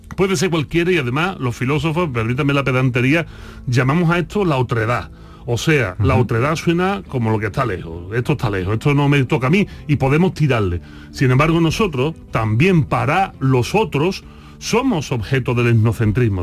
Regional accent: Andalusia, Spain; nos dicen los andaluces

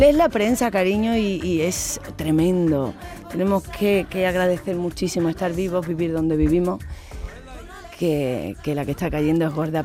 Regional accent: Seville, Andalusia, Spain; moved away; also born or lived in Madrid; ese es mi barrio. Es, yo me he criado al lado de Radio Sevilla, en Rafael

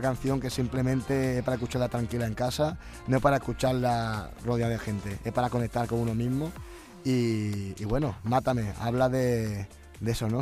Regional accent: Seville, Andalusia, Spain; desde pequeño eh, llevo yendo allí, me parece que, como al ser mi ciudad, al ser mi tierra

